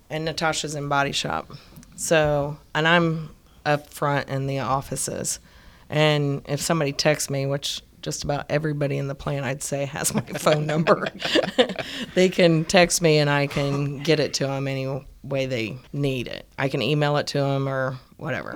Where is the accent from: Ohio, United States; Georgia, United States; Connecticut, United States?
Ohio, United States; moved away; I'm from Ohio, and they didn't have a lot of resources